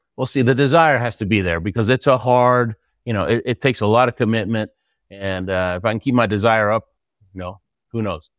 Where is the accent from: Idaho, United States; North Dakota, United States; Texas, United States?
Texas, United States; Houston; also born or lived in Argentina; I lived in Houston, Texas most of my life